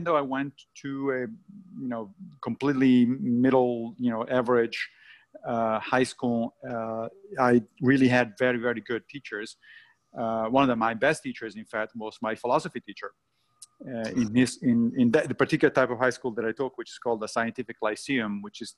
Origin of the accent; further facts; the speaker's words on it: Rome, Lazio, Italy; moved away as an adult; also born or lived in Monrovia, Liberia; a few months after I was born, they went back to Rome. So I grew up in Rome